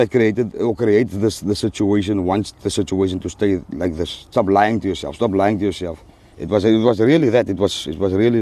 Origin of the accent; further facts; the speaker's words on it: Cape Town, Western Cape, South Africa; also born or lived in Friedendal; I grew up in Mitchell's Plain, so I grew up dumb